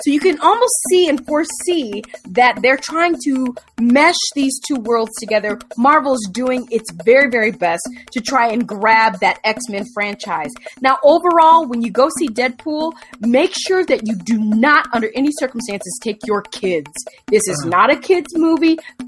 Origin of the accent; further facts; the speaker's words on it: United States; I'm saying we because we're both American.